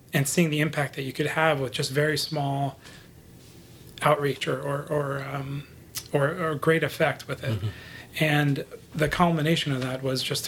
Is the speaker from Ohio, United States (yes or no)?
no; Los Angeles, California, United States; also born or lived in Buffalo, New York; my father had moved from there to Los Angeles, where I was raised.